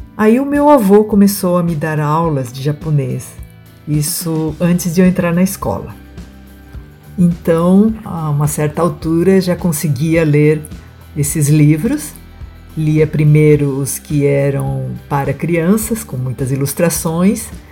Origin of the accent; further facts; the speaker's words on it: Asahi farm, interior of São Paulo, Brazil; first language Japanese; Portuguese is a second language; O sítio onde eu nasci e cresci ficava longe da cidade